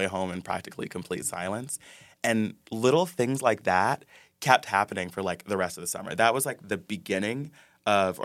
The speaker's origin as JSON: {"language": "English", "town": "Ypsilanti", "region": "Michigan", "country": "United States", "tie": "born or raised there", "moved": "yes", "said": "I grew up in Michigan, Hicktown, Michigan"}